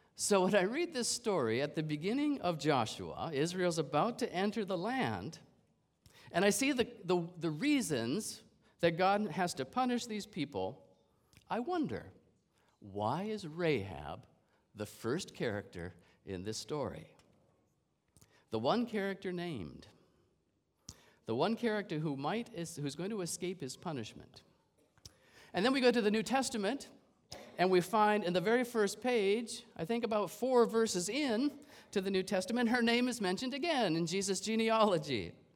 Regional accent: Canada; I'm a Canadian

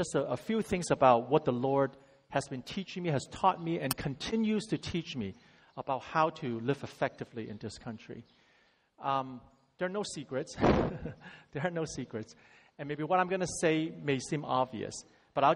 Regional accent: San Francisco Bay Area, California, United States; also born or lived in Hong Kong; I went to the States when I was 10 from Hong Kong and grew up in the San Francisco Bay Area

